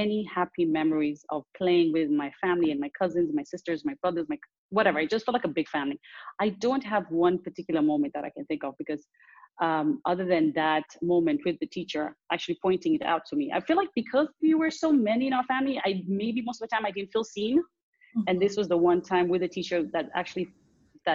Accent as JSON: {"language": "English", "region": "Dar es Salaam", "country": "Tanzania", "tie": "born or raised there", "also_born_or_lived": "Nairobi, Kenya", "said": "I grew up between Dar es Salaam, the city I'm from, and Nairobi, Kenya"}